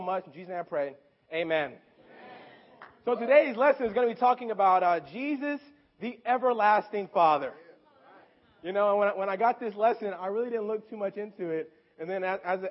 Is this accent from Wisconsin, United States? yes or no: no; Memphis, Tennessee, United States; moved away; also born or lived in California; I'm from Memphis, Tennessee. And when I lived in Memphis, I lived with my mother, okay, growing up and that whole time